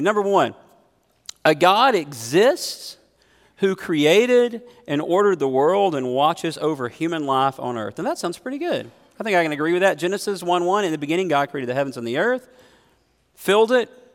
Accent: United States; as an American Christian

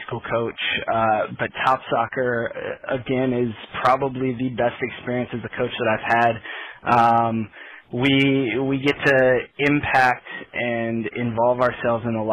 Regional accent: South Bend, Indiana, United States; now in Fishers, United States; I grew up in South Bend, Indiana area

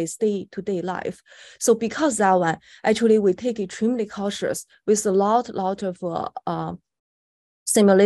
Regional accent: China; moved away; I was born in China

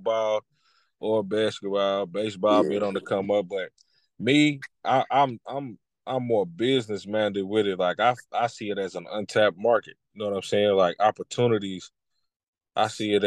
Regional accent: Lexington, Kentucky, United States; I'm from Lexington, Kentucky as well. I'm 34 years old. You know what I'm saying? Born and raised here, but been a lot of places.

